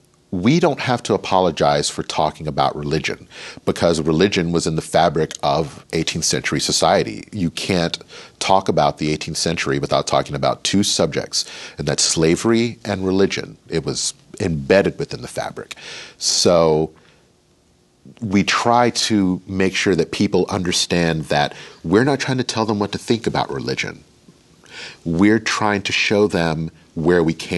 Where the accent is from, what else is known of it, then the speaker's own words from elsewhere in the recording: United States; I'm an American who happens to be Black.